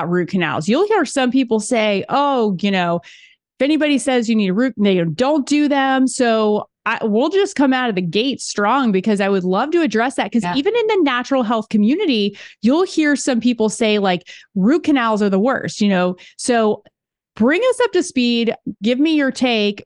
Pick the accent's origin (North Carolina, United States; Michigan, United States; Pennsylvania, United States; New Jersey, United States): North Carolina, United States; Charlotte; I'm from Charlotte.